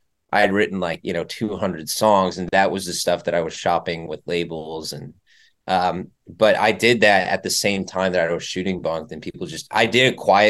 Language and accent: English; Chicago, Illinois, United States; Yes, sir. Born and raised. Cubs fan.